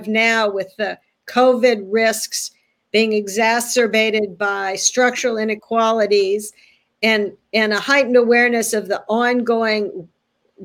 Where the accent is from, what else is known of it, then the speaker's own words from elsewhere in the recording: California, United States; now in Philadelphia, United States; as a Californian